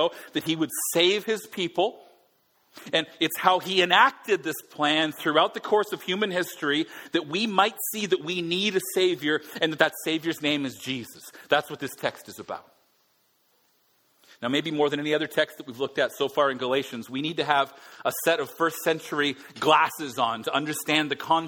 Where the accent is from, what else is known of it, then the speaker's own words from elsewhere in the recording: Alberta, Canada; now in Vancouver, Canada; Being Albertan